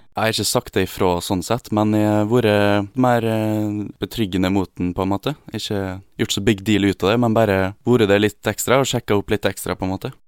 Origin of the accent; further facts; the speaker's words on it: Gossen, Møre og Romsdal, Norway; now in Oslo, Norway; Gossen, der jeg kommer fra.